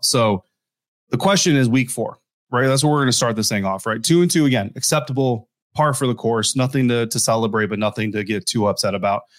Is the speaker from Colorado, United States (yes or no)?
yes; Colorado, United States; moved away; my home state, not really my hometown, but my home state, uh, there in, in Denver, Colorado